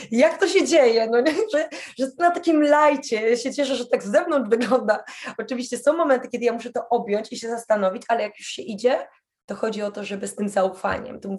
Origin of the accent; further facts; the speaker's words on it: Poland; się pytają, a skąd jesteś? Z Polski.